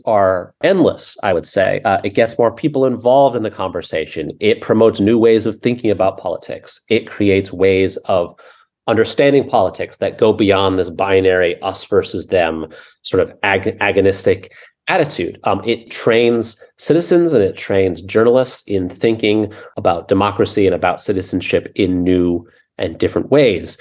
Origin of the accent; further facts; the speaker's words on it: United States; as American